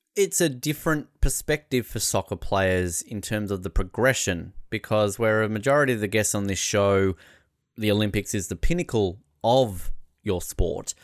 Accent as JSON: {"language": "English", "country": "Australia", "said": "I'm Australian"}